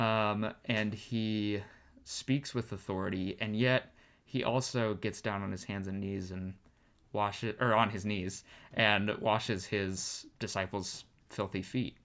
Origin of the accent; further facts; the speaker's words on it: Arizona, United States; moved away as an adult; also born or lived in California; I'm born and raised in Arizona